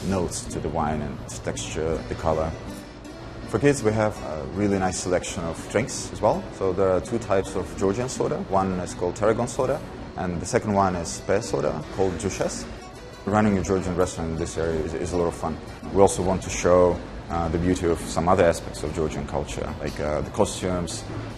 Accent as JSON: {"language": "English", "country": "Russia", "moved": "as an adult", "lives_now": "California, United States", "said": "I'm Russian. I come from Russia"}